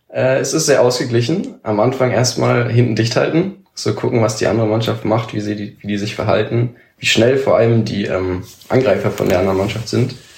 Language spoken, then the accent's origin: German; Senzig, Brandenburg, Germany; bei uns in Senzig